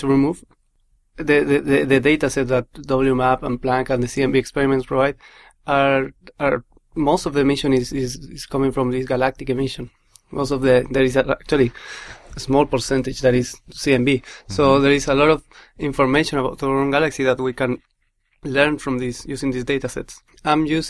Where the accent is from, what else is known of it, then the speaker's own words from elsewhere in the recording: Chile; moved away as an adult; now in United Kingdom; I'm from Chile. I came here to do my PhD